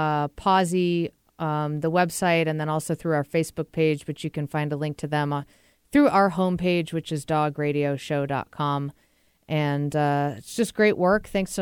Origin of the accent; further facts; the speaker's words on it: New England, United States; now in Seattle, United States; And I'm from New England.